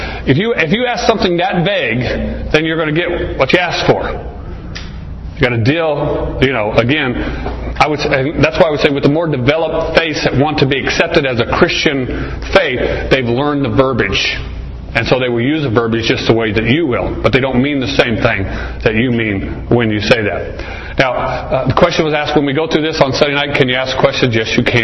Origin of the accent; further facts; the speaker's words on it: Arizona, United States; I grew up here in Arizona